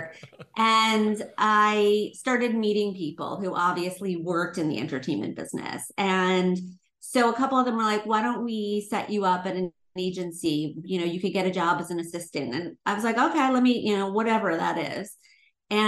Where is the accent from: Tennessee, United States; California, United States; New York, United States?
New York, United States; Long Island; moved away as an adult; now in Los Angeles, United States; coming from New York, growing up on Long Island